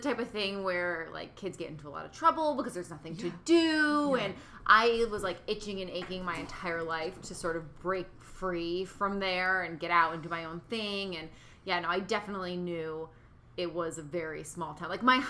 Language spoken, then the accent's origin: English; western Massachusetts, United States; born or raised there; moved away as an adult; now in California, United States